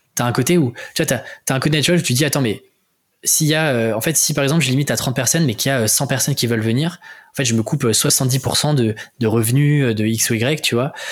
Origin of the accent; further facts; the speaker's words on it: France; accent: French; also born or lived in Paris; now in Rennes, France; mon accent euh, français